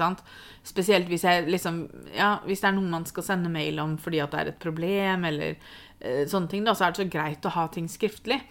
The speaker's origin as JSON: {"language": "Norwegian", "country": "Norway"}